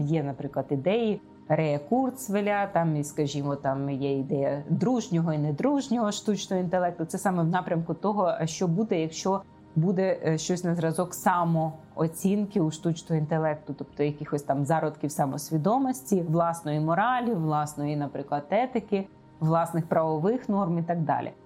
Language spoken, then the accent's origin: Ukrainian; Ukraine; ми народилися в Україні